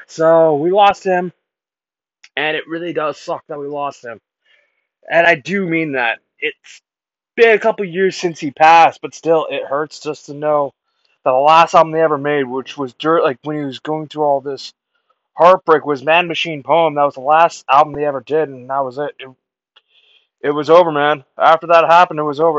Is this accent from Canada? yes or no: yes; Canada; I was born Canadian